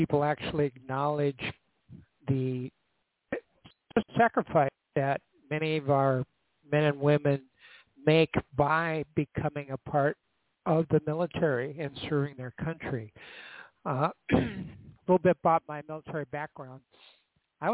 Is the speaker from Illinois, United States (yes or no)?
no; North Dakota, United States; moved away as an adult; I'm from North Dakota